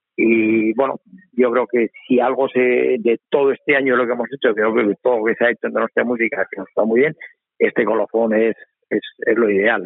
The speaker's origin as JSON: {"language": "Spanish", "town": "San Sebastián", "region": "Basque Country", "country": "Spain", "said": "Somos donostiarras"}